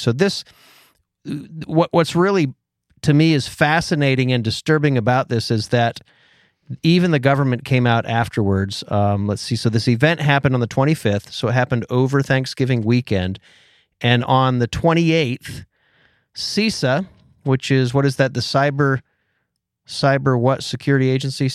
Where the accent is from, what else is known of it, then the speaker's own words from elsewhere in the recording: Pennsylvania, United States; I'm born and raised in Pennsylvania